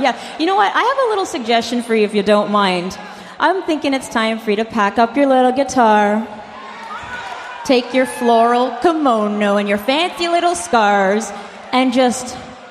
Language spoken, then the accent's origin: English; Toronto, Ontario, Canada; my hometown of Toronto